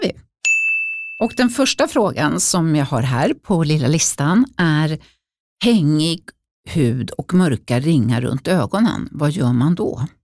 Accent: Uppsala, Uppsala County, Sweden; när jag växte upp i Uppsala

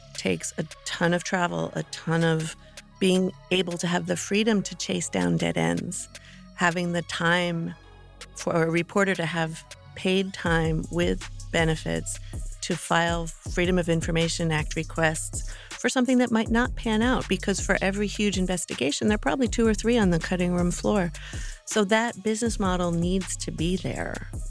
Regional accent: Morristown, New Jersey, United States; also born or lived in Mendham, New Jersey; Morristown, New Jersey

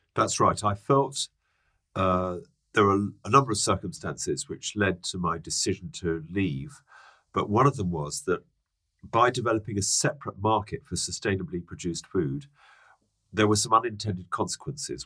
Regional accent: London, United Kingdom; also born or lived in Hertfordshire; I'm a Londoner. Are you? Um, I grew up in Dulwich and then Hadley Wood.

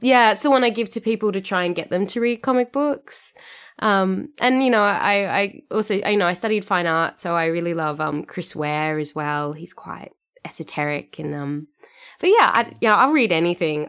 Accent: Sydney, New South Wales, Australia; moved away as an adult; now in Perth, Australia; Sydney, which is my, you know, my hometown

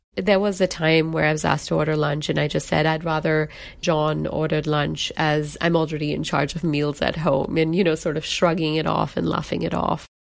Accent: Singapore; moved away as an adult; also born or lived in United Kingdom / India; now in Seattle, United States; I was born and brought up in Singapore, and I identify as a Singaporean.

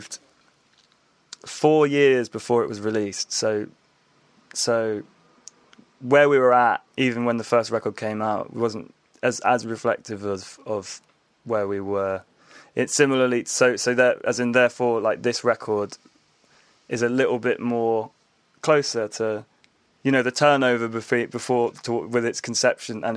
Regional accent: Hampshire Dorset border, South West England, United Kingdom; where I grew up was on the Hampshire Dorset border

